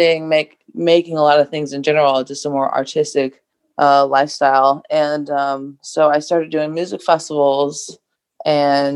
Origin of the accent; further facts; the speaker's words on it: Atlanta, Georgia, United States; I'm from Atlanta, Georgia, and born and raised Southern girl